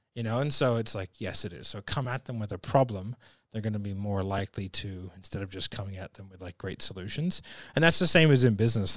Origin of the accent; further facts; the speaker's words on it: Sydney, New South Wales, Australia; I'm from Sydney